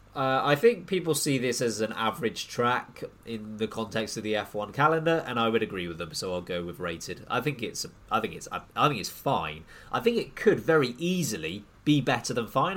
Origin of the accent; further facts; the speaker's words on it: United Kingdom; we're we're British